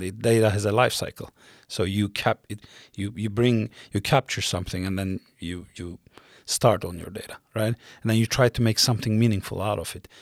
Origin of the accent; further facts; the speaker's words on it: Mediterranean coast, Turkey; moved away as an adult; also born or lived in Istanbul, Turkey; now in Stockholm, Sweden; I'm originally from South Coast, the Mediterranean coast of Turkey, uh, born and raised there.